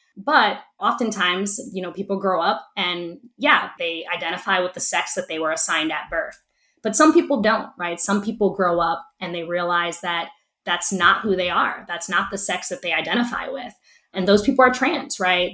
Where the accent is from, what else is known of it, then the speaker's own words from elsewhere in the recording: Camden, New Jersey, United States; I was born and raised in Camden